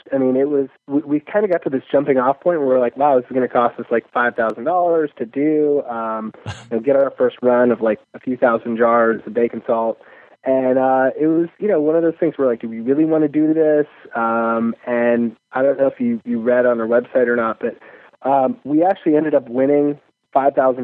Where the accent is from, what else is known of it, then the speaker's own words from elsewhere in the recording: Chicago, Illinois, United States; I'm from Chicago